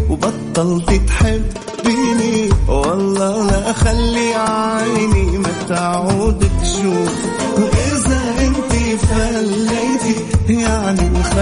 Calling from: Al-Ahsa, Eastern Province, Saudi Arabia; … الأحساء

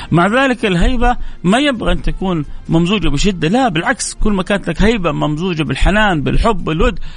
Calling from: Riyadh, Riyadh Province, Saudi Arabia; السلام عليكم … من الرياض

